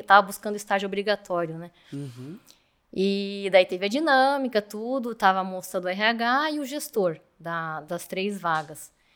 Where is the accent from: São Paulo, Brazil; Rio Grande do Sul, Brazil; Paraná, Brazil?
Paraná, Brazil; Curitiba; eu sou de Curitiba